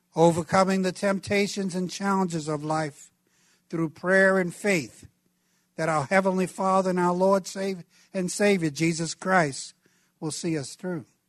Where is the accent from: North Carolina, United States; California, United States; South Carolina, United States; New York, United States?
New York, United States; New York City; where I grew up in Brooklyn, New York.